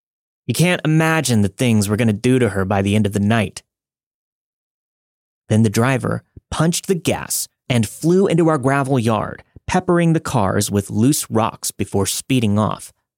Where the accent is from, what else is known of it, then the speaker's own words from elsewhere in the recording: Canada; now in Calgary, Canada; I'm a Canadian living in Calgary, Alberta.